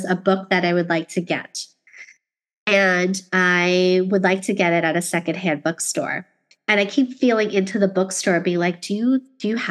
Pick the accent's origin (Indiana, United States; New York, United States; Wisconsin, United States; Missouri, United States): New York, United States; New York City; moved away; being a New Yorker who lived in Queens